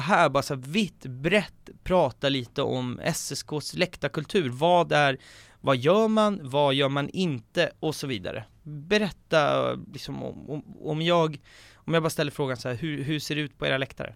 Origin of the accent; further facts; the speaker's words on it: Haninge, Stockholm County, Sweden; Jag är uppväxt i Haninge till exempel. Det är en förort till Stockholm